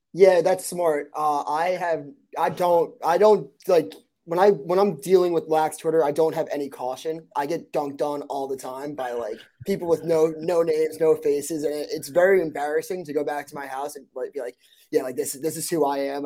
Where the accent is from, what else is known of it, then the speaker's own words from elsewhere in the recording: Long Island, New York, United States; I'm from Long Island